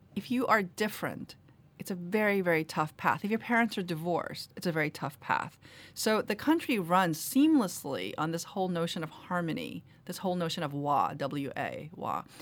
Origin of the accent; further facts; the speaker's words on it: New York City, New York, United States; English is a second language; also born or lived in Korea; I grew up in Queens, where there's a lot of Irish Americans.